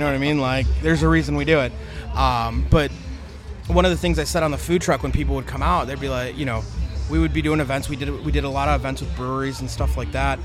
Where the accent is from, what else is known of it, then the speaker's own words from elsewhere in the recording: Chicago, Illinois, United States; we're from Chicago